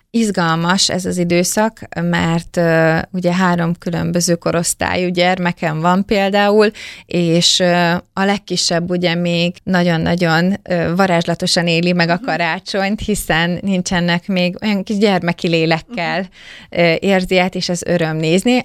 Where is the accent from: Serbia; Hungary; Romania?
Hungary; Döge, Szabolcs-Szatmár-Bereg; a hatalmas nagy 1100 férőhelyes dögei református templom